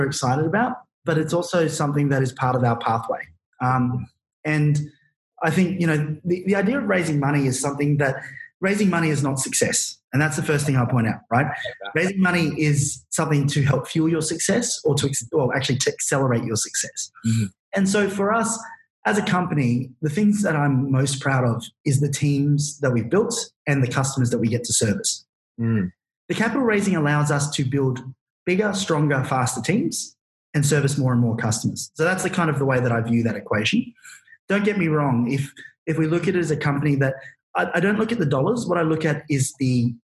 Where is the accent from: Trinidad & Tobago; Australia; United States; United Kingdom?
Australia; Queensland; we're four dudes from Queensland